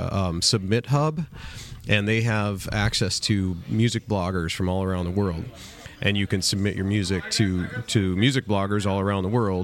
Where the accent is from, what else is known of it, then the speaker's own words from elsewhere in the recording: Minneapolis, Minnesota, United States; I'm from Minneapolis